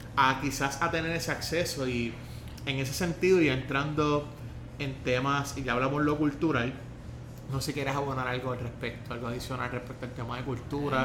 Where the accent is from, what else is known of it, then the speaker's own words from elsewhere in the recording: Puerto Rico; Yo la bandera puertorriqueña, y yo me siento orgulloso